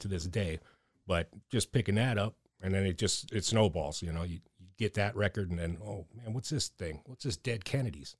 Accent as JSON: {"language": "English", "town": "Erie", "region": "Pennsylvania", "country": "United States", "tie": "born or raised there", "said": "growing up in Erie, being a punk rock dude on the streets"}